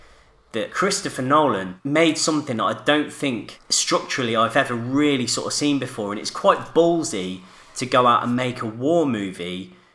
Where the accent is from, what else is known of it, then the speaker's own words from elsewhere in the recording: Coventry, West Midlands, United Kingdom; I'm from Coventry, right? And Coventry was blitzed during the war.